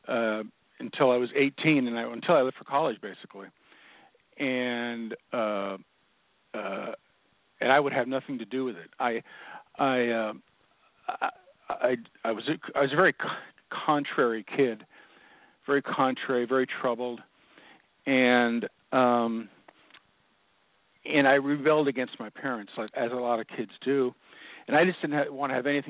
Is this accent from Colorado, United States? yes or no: no; Seattle, Washington, United States; I was born and raised in Seattle